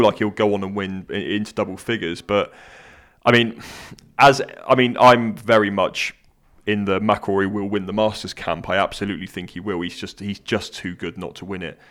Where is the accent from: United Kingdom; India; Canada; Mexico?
United Kingdom; I'm British